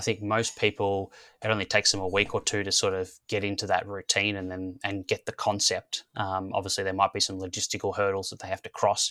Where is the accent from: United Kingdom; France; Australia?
Australia; growing up in Australia, it was kind of AFL football and cricket